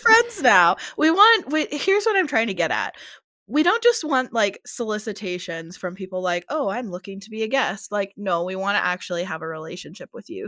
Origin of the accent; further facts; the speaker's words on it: Pennsylvania, United States; now in Phoenix, United States; My dad still lives in Pennsylvania, that's where I grew up